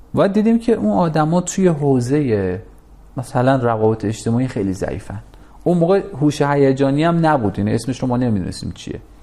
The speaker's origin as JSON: {"language": "Persian", "town": "Tehran", "region": "Tehran Province", "country": "Iran", "tie": "born or raised there", "said": "پدر من کارش تراشکاری بود یه کارگاه صد متری توی نارمک داشت"}